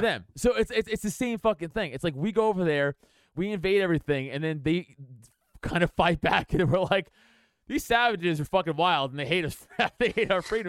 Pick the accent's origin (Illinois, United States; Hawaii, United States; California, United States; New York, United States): New York, United States; New York City; I'm from New York and, like, I'm from Staten Island